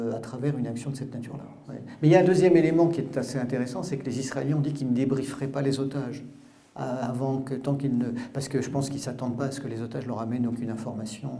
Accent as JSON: {"language": "French", "region": "Brittany", "country": "France", "also_born_or_lived": "Paris", "said": "en tant que breton qui suis euh, ni ukrainien ni russe"}